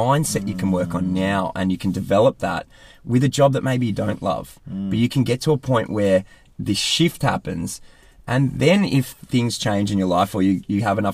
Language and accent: English; Australia; accent: Aussie; moved away as an adult; also born or lived in United Kingdom; I was Australian in the UK, and it was obvious because I had an Aussie accent